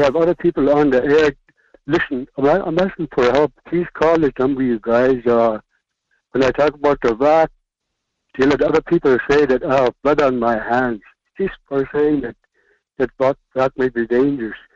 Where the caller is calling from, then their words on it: West Alaska, United States; I'm calling from West Alaska